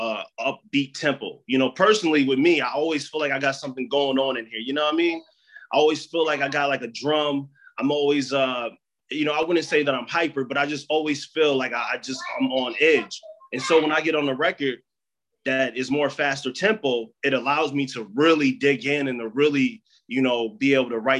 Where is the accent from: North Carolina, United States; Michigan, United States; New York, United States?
Michigan, United States; I'm from Michigan.